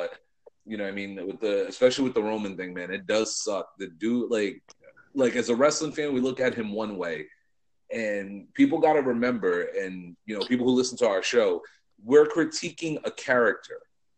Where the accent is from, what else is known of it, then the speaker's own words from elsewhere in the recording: Providence, Rhode Island, United States; Providence is my hometown too, man. I grew up going to that place